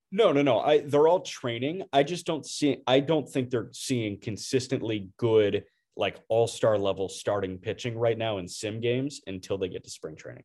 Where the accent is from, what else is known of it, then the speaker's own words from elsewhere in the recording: Chicago, Illinois, United States; as a Chicagoan